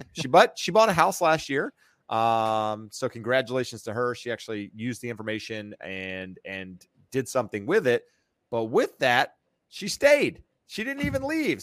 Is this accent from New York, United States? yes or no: no; North Carolina, United States; moved away as an adult; now in California, United States; I'm from North Carolina. Uh, graduated college, moved to, uh, to California